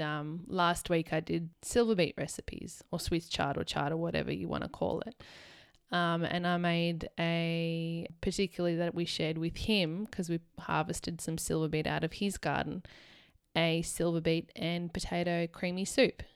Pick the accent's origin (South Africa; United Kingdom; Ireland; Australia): Australia; Canberra, Australian Capital Territory; where we grew up in Canberra